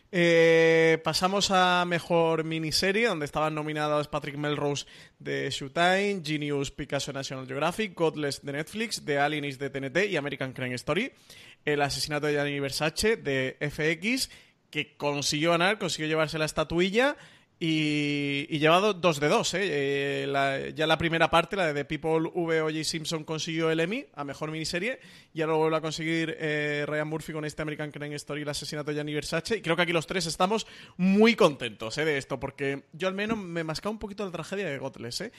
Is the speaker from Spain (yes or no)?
yes; Málaga, Andalusia, Spain; soy el malagueño